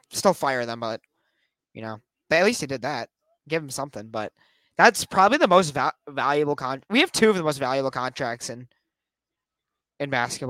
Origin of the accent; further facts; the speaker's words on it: Chicago, Illinois, United States; us people from Chicago